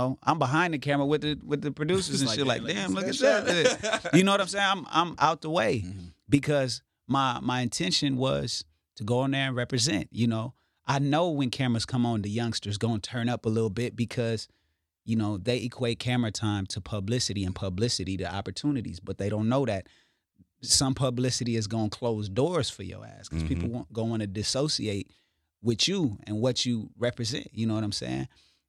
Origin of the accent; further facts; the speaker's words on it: Inglewood, California, United States; I'm from Inglewood, and I'm here to put on for my city.